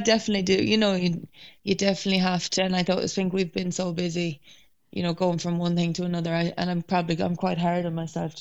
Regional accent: Ireland; I suppose being Irish

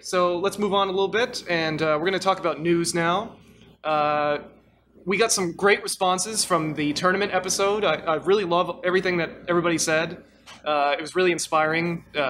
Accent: Glendale, Arizona, United States; moved away; in my hometown, Glendale, Arizona

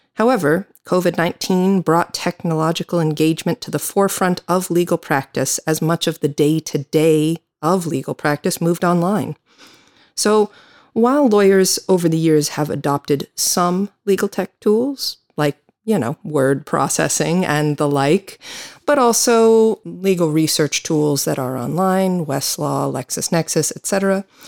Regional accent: United States; now in Galway, Ireland; I'm an American attorney

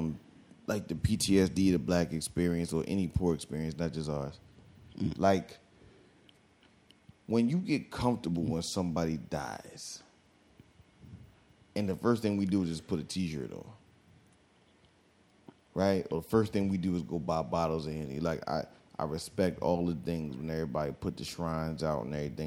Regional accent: Philadelphia, Pennsylvania, United States; I'm from Philly

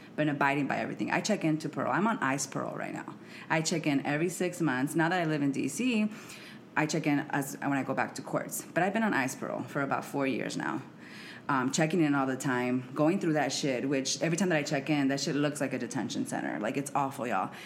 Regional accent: United States; moved away as an adult; also born or lived in Mexico; now in Washington, D.C., United States; I am mexicana, and I am from Arizona slash Santa Ana, California. So, I'm from the West Coast

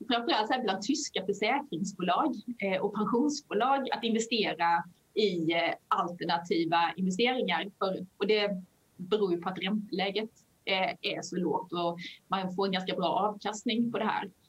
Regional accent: Skåne, Sweden; accent: Skånska; Men det, vi sitter ju i Skåne, så det kanske är Eolos vind. Förlåt min skånska för den som lyssnar.

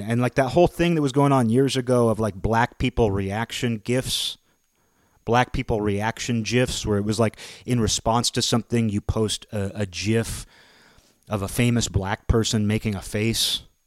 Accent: Seattle, Washington, United States; growing up in the Seattle area.

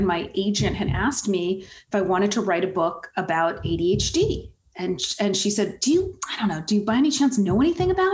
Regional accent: East Coast, United States; I'm from the East Coast

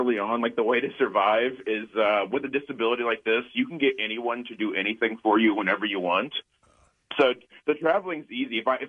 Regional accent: Indiana, United States; moved away as an adult; now in Los Angeles, United States; I moved from Indiana, where I'm originally from, to L.A. to move in with my girlfriend

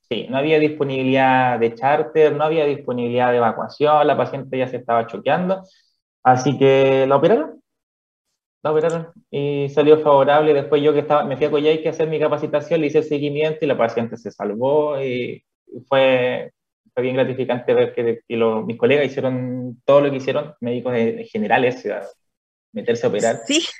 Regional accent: Calama, Antofagasta, Chile; moved away as an adult; also born or lived in Chuquicamata / Santiago; now in Cochrane, Chile; soy originario de eh, Calama, la ciudad de la región. nací específicamente en Chuquicamata

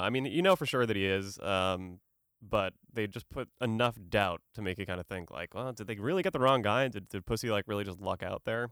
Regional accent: Boston, Massachusetts, United States; I'm an Irish dude from Boston

